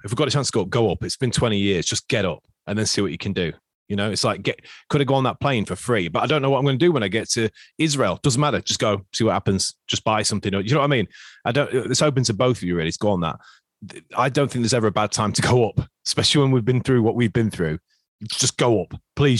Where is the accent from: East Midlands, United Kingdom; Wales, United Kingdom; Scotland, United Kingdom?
East Midlands, United Kingdom; Nottingham; accent: Nottingham; that's the most Nottingham my accent ever sounds